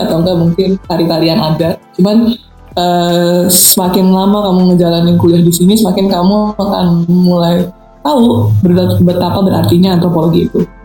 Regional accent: Depok, West Java, Indonesia; gue itu orang Depok

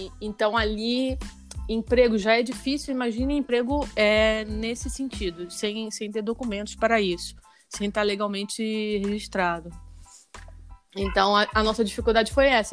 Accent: Rio de Janeiro, Brazil; moved away as an adult; now in Spain; eu sou do Rio e tenho quatro anos morando na Espanha

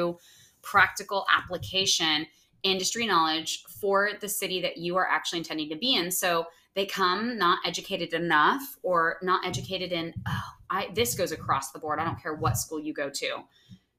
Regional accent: Fresno, California, United States; now in Los Angeles, United States; I grew up in Fresno, which is a California city, but it is in the middle of the state

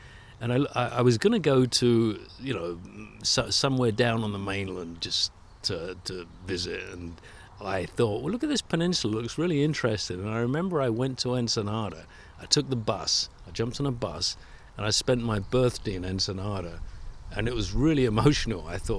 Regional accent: London, United Kingdom; moved away as an adult; also born or lived in Baja California, Mexico; I grew up in England. I grew up in London.

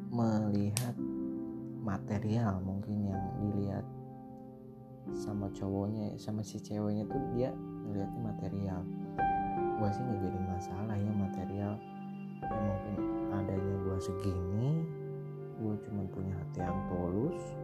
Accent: Bandung, West Java, Indonesia; saya dari Bandung

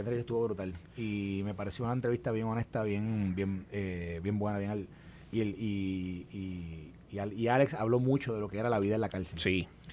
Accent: Puerto Rico; Y yo le dije, "Puerto Rico"

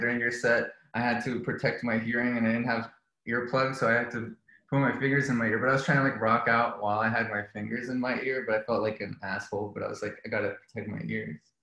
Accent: Miami, Florida, United States; moved away as an adult; also born or lived in Colombia / New England; I was born in Colombia and then uh, my family moved to Miami when I was four. So I grew up in um, in Miami

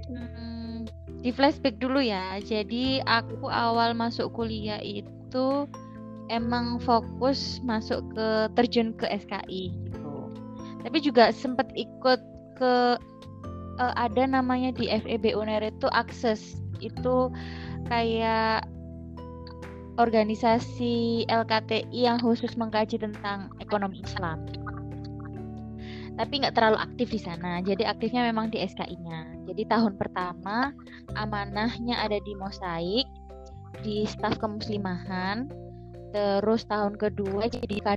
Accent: Mojokerto, East Java, Indonesia; born there; Lahir di Mojokerto 27 April 1996

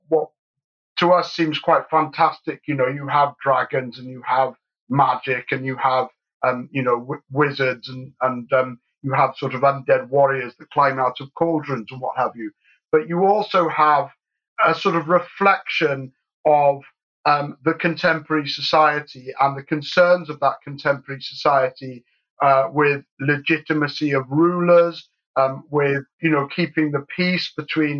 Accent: England, United Kingdom; also born or lived in Scotland; I was born in Scotland and brought up in England

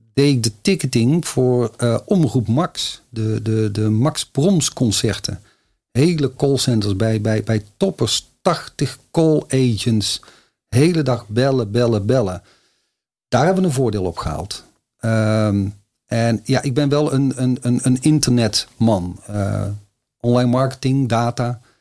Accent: North Brabant, Netherlands; accent: Brabant; ik ben een Brabander, zoals je al kan horen

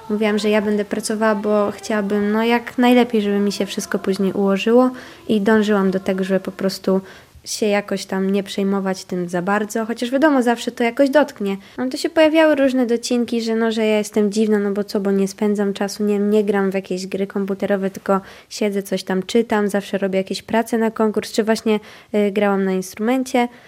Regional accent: Warmian-Masurian Voivodeship, Poland; accent: Warmian; słuchały tą moją gwarę, naszą gwarę warmińską, były zaciekawione

